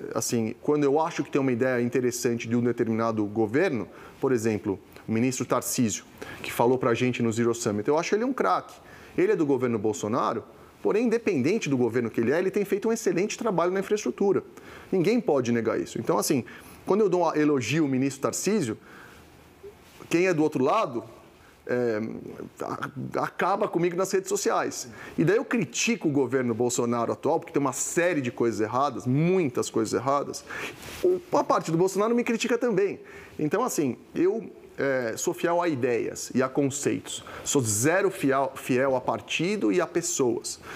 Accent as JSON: {"language": "Portuguese", "country": "Brazil", "tie": "born or raised there", "said": "nasci no Brasil, cresci no Brasil, minha família, origem italiana, migrou para cá pós-segunda guerra"}